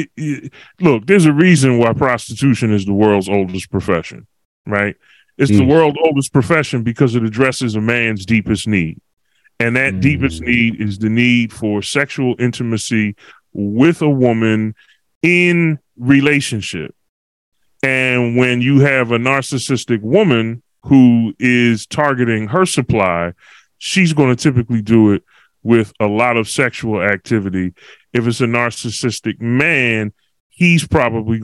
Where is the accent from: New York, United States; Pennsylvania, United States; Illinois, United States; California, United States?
Pennsylvania, United States; Philadelphia; now in Walla Walla, United States; I'm from Philly, but I'm living in the boondocks, as they say